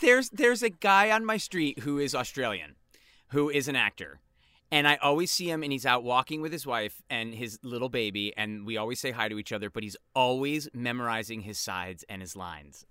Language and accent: English; East Coast, United States; two of us are East Coast people here